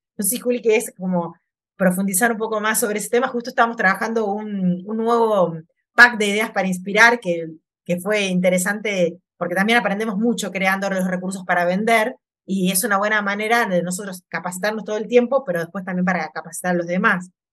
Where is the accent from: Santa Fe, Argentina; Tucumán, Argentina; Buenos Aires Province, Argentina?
Buenos Aires Province, Argentina; Mar del Plata; yo nací en Mar de Plata, que es una ciudad costera